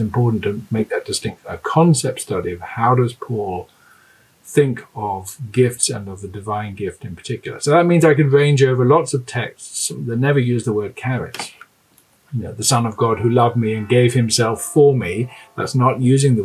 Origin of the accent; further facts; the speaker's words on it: London, United Kingdom; moved away as an adult; also born or lived in Cambridge / Glasgow, Scotland; now in Durham, United Kingdom; I grew up in London